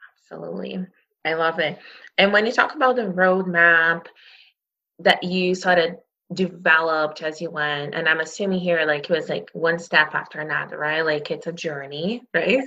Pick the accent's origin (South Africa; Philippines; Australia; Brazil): Brazil; now in Canada; I grew up in Brazil